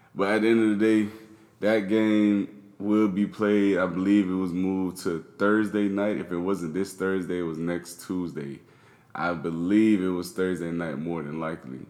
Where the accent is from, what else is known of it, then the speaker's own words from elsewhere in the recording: Miami, Florida, United States; I'm from Miami